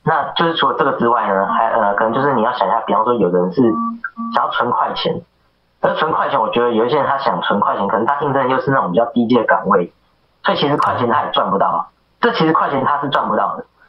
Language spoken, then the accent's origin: Chinese; Taiwan; 那我是台湾人，那我跟你做同样的工作